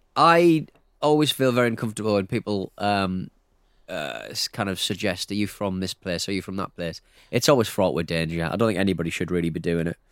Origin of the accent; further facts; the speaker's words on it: North East England, United Kingdom; accent: Northeast; I'm from the Northeast